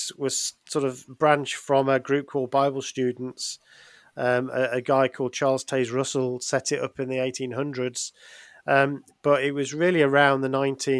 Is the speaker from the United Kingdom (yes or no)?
yes; England, United Kingdom; we're from England